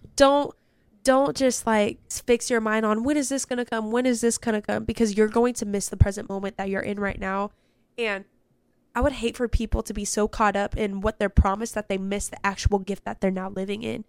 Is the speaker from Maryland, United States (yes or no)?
no; California, United States; I'm from Cali